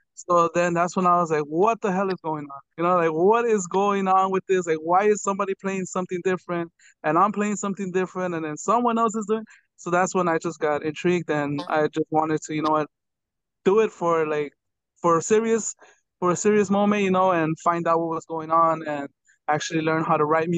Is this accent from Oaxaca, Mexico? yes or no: yes; Oaxaca, Mexico; now in United States; Well, we're from Oaxaca, so I've gotten the chance to conduct a couple of wind ensembles, what they call it here in the States